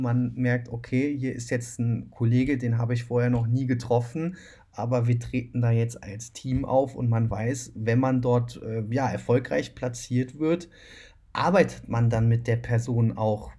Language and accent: German; Cologne, North Rhine-Westphalia, Germany; Ich komme aber ja selbst aus Köln